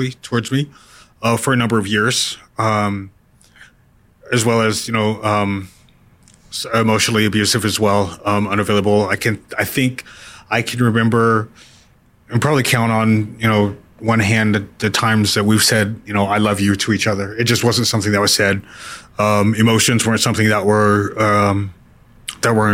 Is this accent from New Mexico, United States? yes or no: yes; New Mexico, United States; I growing up in New Mexico